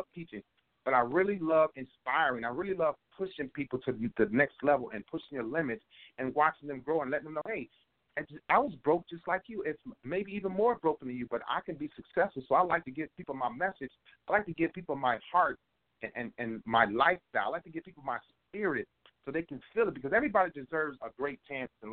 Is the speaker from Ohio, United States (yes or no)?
yes; Cleveland, Ohio, United States; growing up in Cleveland, I was thankful enough to have great mentors, great guidance, great direction